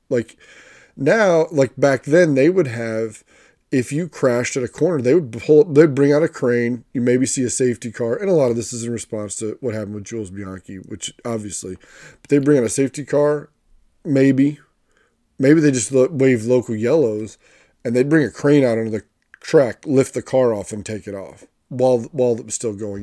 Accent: United States; an American fan

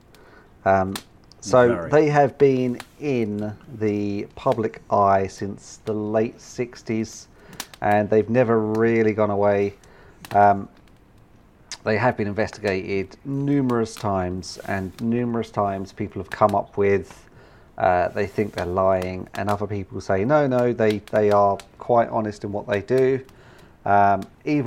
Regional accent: United Kingdom; part of being British

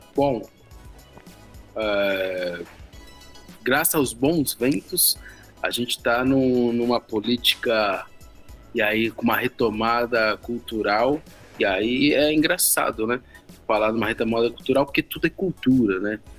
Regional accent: São Bernardo do Campo, São Paulo, Brazil; de São Bernardo, da minha cidade natal

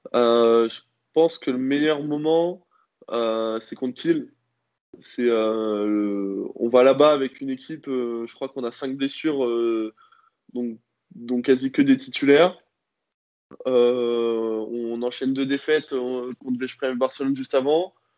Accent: Rouen, Normandy, France; now in Nantes, France; je suis né à Rouen le 14 décembre 1999

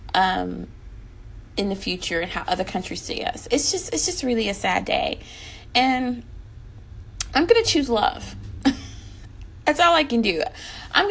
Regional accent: United States

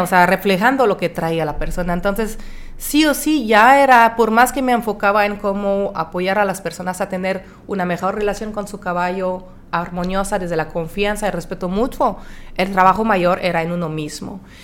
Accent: France; moved away; also born or lived in Monterrey, Mexico; soy de Francia

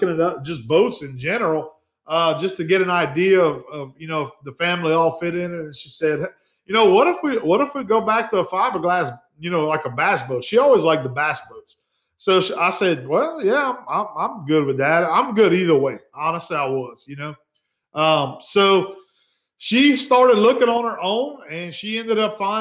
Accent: Acadiana, Louisiana, United States; accent: Cajun; moved away as an adult; now in South Louisiana, United States; I grew up in the Acadiana area. I was on that borderline of I-10, but we were still Kunas. Obviously, you could hear my accent that I have.

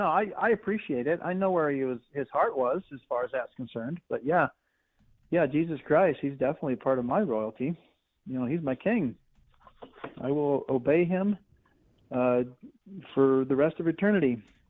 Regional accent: Midwest, United States; I grew up in the Midwest

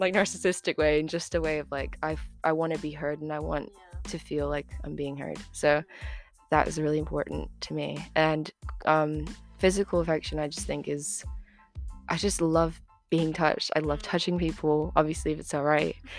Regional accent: Florida, United States; moved away as an adult; now in United Kingdom; I'm 20 and I'm from Florida

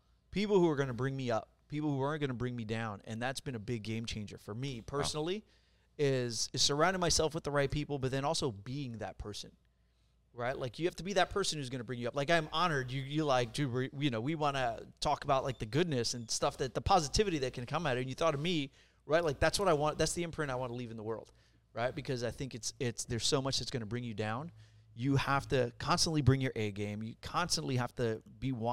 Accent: New York, United States; also born or lived in Puerto Rico; now in California, United States; I was born in Puerto Rico. I grew up in New York.

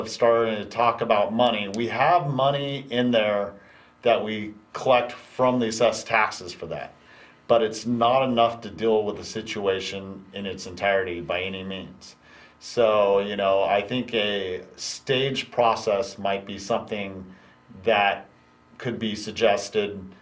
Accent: Mokelumne Hill, California, United States; I grew up in Calaveras County, and that's been there since I was a child

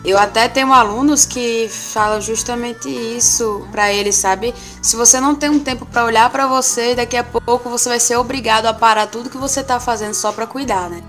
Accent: Natal, Rio Grande do Norte, Brazil; now in Aracaju, Brazil; eu sou natalense, mas moro aqui em Aracaju

